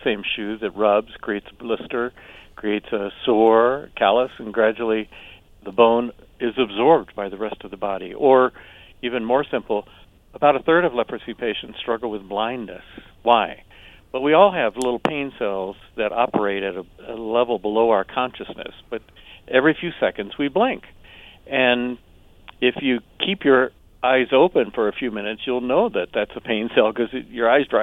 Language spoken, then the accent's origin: English; the South, United States; an old phrase that I heard growing up in the South.